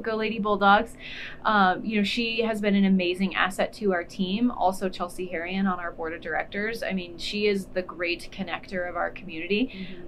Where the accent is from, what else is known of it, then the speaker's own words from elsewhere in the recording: Alliance, Nebraska, United States; also born or lived in Lincoln, Nebraska; I moved here when I was in fifth grade, so I feel like I did all of my growing up here. I did all the important things here, so Alliance is always um, considered my hometown.